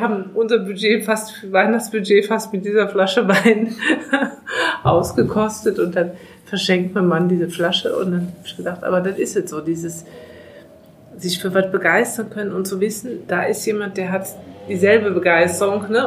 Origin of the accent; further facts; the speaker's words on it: Eifel, near Mayen, Rhineland-Palatinate, Germany; moved away as an adult; now in Moselle, Germany; ich komme aus der Eifel, aus der Nähe von Main